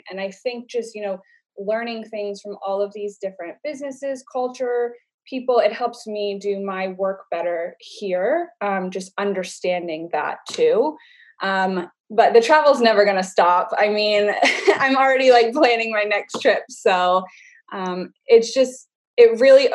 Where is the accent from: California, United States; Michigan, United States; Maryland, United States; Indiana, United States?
Maryland, United States; Baltimore County; I'm from Baltimore County.